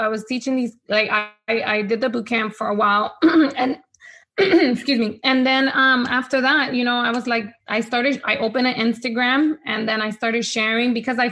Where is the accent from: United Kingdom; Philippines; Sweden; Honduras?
Honduras; first language Spanish; English is a second language; now in United States; I was born here in the States, but I moved back to Honduras. So Spanish has always been my first language